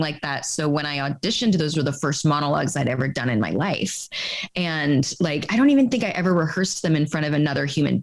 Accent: Carlsbad, California, United States; also born or lived in Oceanside; I'm from Southern California, a little surf town.

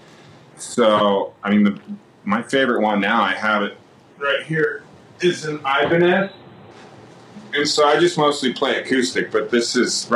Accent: Mammoth Lakes, California, United States; moved away as an adult; also born or lived in Santa Barbara / San Diego / Los Angeles; growing up in Mammoth, I'm very, very close to Yosemite National Park.

